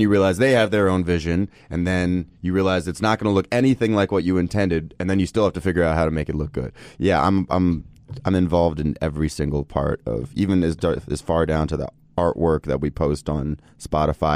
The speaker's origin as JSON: {"language": "English", "town": "Los Angeles", "region": "California", "country": "United States", "tie": "born or raised there", "also_born_or_lived": "New York City", "said": "born in New York. I grew up pretty much in Los Angeles"}